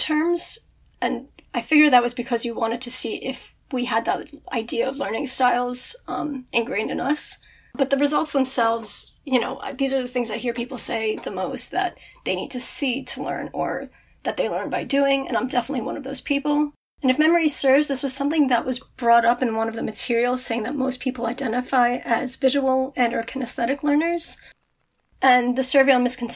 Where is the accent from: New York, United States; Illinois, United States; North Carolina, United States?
New York, United States; Brooklyn; now in Wantagh, United States; I grew up in Brooklyn. I live in Wantagh right now